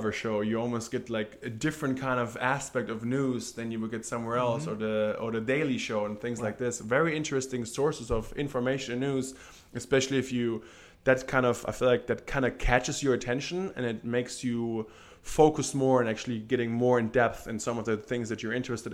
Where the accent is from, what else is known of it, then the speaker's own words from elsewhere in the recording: Germany; moved away as an adult; growing up in Germany